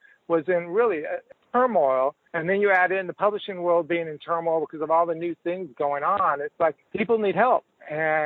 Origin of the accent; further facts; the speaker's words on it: Los Angeles, California, United States; moved away as an adult; also born or lived in Houston, Texas / Dallas-Fort Worth, Texas / Galveston, Texas; now in Austin, United States; I'm a third-generation Texan. I was born in Houston, but I grew up in Los Angeles. Lived there for approximately 27 years.